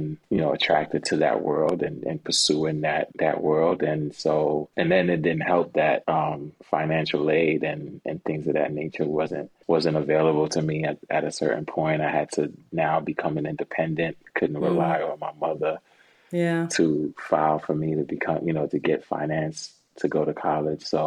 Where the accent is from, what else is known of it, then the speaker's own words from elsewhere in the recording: New York City, New York, United States; originally I'm from Brooklyn, New York, born and raised